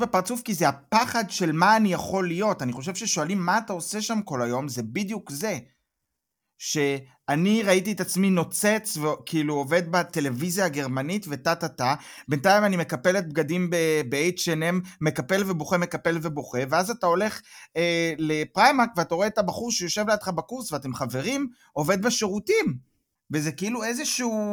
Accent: Israel; moved away as an adult; now in Germany; אני באתי מהארץ, אה, הייתי בצבא בדובר צה"ל

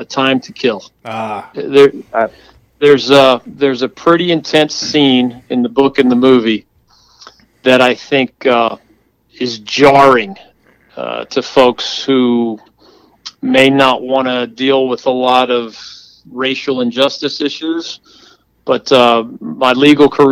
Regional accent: Philadelphia, Pennsylvania, United States; now in North Carolina, United States; I grew up in Philly.

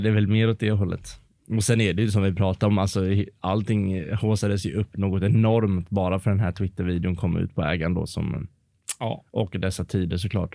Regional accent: Varberg, Halland County, Sweden; now in Gothenburg, Sweden; hemma i Varberg

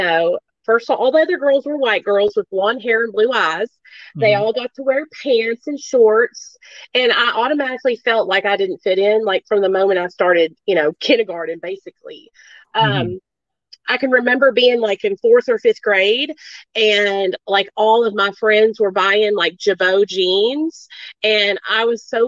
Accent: Arkansas, United States; born or raised there; also born or lived in New York

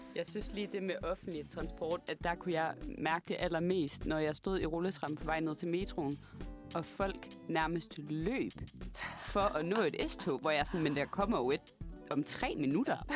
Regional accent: a small town outside Aalborg, North Denmark Region, Denmark; accent: Jutlandic; moved away as an adult; now in Copenhagen, Denmark; jeg er fra Aalborg, men en lille by uden for Aalborg

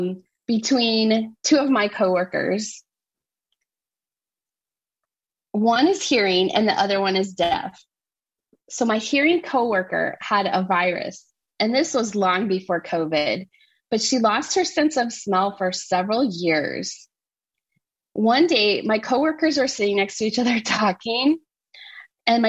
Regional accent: Nebraska, United States; I'm from Nebraska

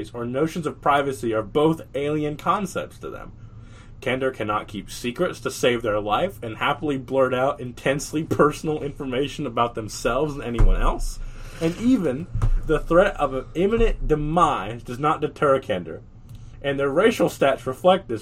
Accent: the South, United States; I was born in the South

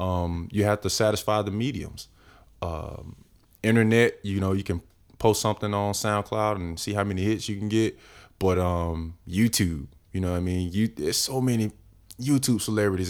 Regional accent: Winter Haven, Florida, United States; moved away as an adult; now in Atlanta, United States; I'm originally from Florida.

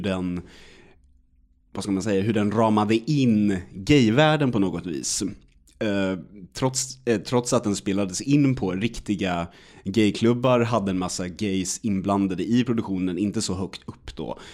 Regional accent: Sweden; man som svensk

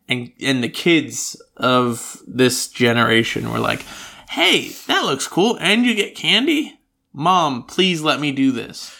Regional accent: United States; now in Australia; I grew up in the United States

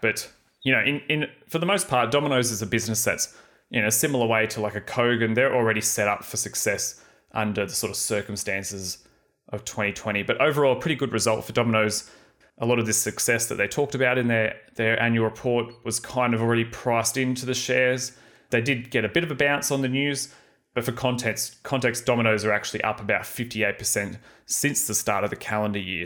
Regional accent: Australia; we, as in Aussie wine exporters like T

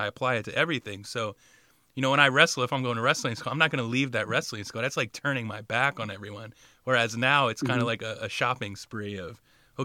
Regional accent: Riverside, New Jersey, United States; also born or lived in Bordentown, New Jersey; I grew up in Riverside and Bordentown, kind of near Trenton and outside of Philly

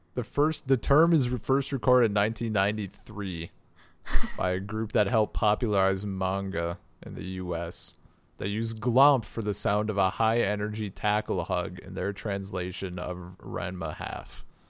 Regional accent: United States; I'm American

